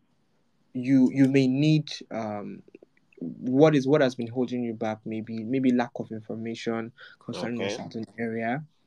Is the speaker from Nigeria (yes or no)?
yes; Nigeria